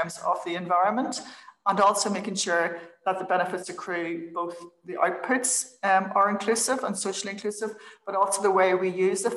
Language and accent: English; Belfast, Northern Ireland, United Kingdom; I'm from Northern Ireland. So I'm Belfast girl, got the opportunity through great teachers in school